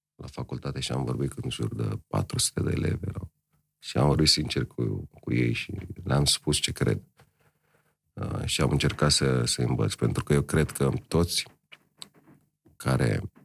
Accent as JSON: {"language": "Romanian", "country": "Romania", "said": "suntem români"}